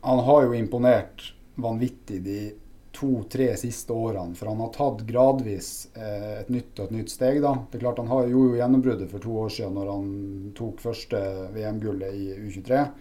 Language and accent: Norwegian; Narvik, Nordland, Norway; Opprinnelig så er jeg en narvikværing, da. Eh, selv om det er kanskje mange som ikke klarer helt eh, å plassere meg der pga. litt utvanna dialekt.